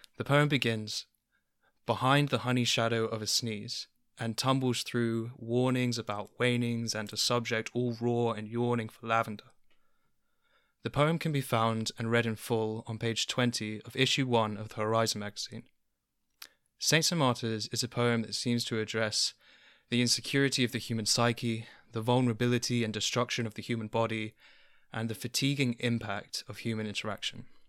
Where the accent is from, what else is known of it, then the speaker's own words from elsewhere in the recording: London, United Kingdom; I grew up in London